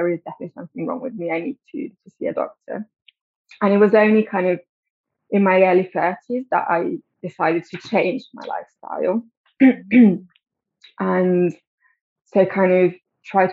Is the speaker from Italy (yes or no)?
yes; Italy; moved away as an adult; now in London, United Kingdom; I grew up in Italy, but I've been living in London for 12 years now.